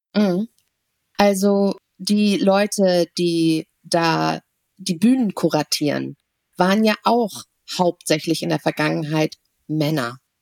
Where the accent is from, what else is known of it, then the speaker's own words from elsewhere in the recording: Germany; Ich bin zwar hier in Deutschland geboren